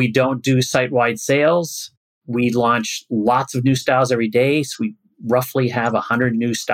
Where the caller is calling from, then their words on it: Philadelphia, Pennsylvania, United States; So, today I'm in outside of Philadelphia. Normally I'm in Brooklyn, New York.